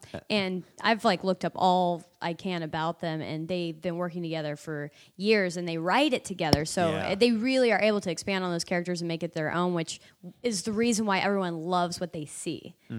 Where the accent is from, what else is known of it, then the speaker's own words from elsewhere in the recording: Indiana, United States; I hesitate to even go back home to do comedy. I've been asked by clubs there, and my hometown even has a comedy club. But I haven't gone back because my whole entire set is about Indiana.